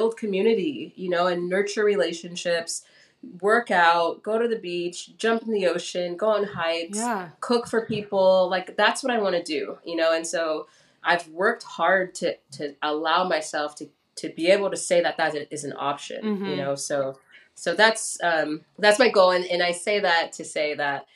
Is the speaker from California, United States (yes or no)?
yes; Los Angeles, California, United States; also born or lived in Gardena, California / Lancaster, California / Santa Monica, California; I grew up in Los Angeles